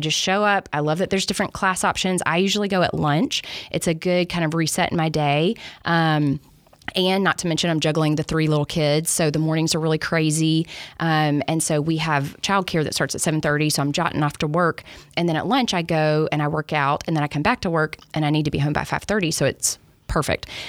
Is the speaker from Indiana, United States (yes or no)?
no; Alabama, United States; moved away as an adult; I grew up in Alabama